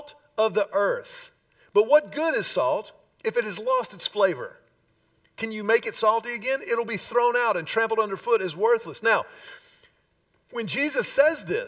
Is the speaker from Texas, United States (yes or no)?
yes; Houston, Texas, United States; we grew up in Houston in the peak of the Love Ya Blue years